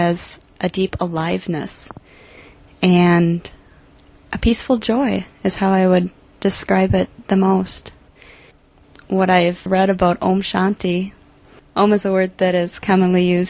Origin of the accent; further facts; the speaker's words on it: Eau Claire, Wisconsin, United States; I've lived in Eau Claire since I was 3 years old